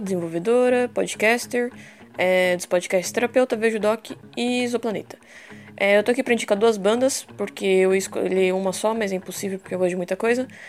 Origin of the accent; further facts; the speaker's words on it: São Paulo, Brazil; moved away as an adult; now in Ilha Comprida, Brazil; Eu sou de São Paulo, mas moro no litoral de Ilha Comprida há alguns anos.